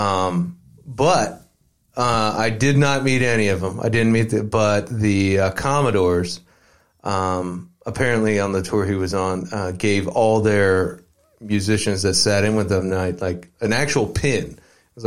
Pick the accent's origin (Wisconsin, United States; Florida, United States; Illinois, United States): Illinois, United States; Mount Zion; moved away; I grew up in a small town outside of Decatur, Illinois, called Mount Zion, Illinois